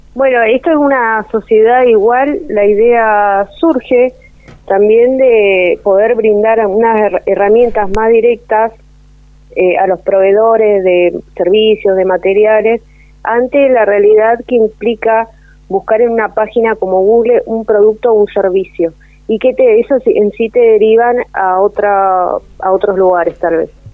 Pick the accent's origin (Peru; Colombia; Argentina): Argentina; Río Gallegos, Santa Cruz; now in Perito Moreno, Argentina; nacida en Río Gallegos